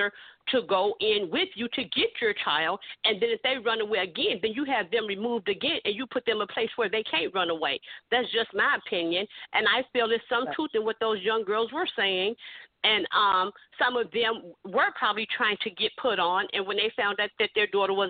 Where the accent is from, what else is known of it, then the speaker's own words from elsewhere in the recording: Chicago, Illinois, United States; I'm from Chicago, and I grew up in the neighborhood